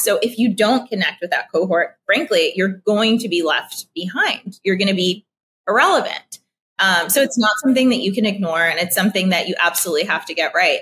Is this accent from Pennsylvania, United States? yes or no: yes; Philadelphia, Pennsylvania, United States; moved away; also born or lived in New York / Austin / Puerto Rico; I'm Puerto Rican, uh, but uh, raised in Philadelphia, lived in New York most of my life